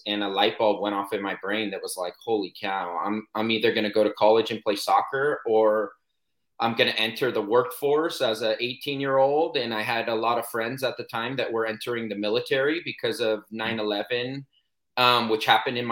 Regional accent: Poway, California, United States; I was born and raised in Poway, San Diego

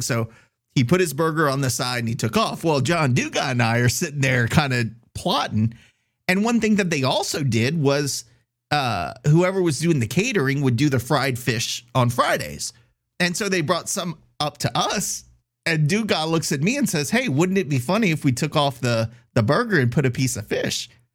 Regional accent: Scott, Louisiana, United States; I'm from Scott and I go to the Scott Parade

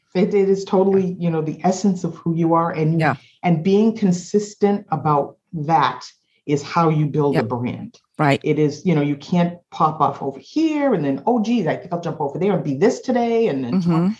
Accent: Boston, Massachusetts, United States; also born or lived in Kansas City, Missouri; I am uh, born and raised in Boston

